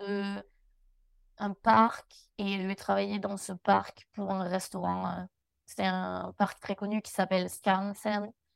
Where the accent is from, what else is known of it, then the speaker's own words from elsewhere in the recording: Albi, Occitania, France; moved away as an adult; now in United States; j'ai grandi du coup à Albi.